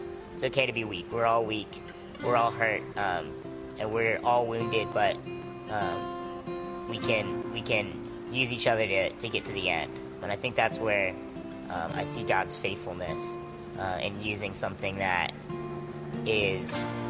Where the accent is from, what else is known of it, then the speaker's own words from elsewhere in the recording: Norfolk, Virginia, United States; also born or lived in Connecticut; I was born in Connecticut, where my dad was stationed at the time. We moved to the Norfolk, Hampton Roads area when I was 4 or 5.